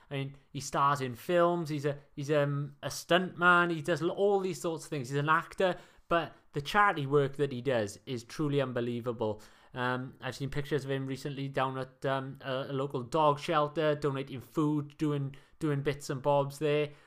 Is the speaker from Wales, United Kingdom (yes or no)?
yes; Wales, United Kingdom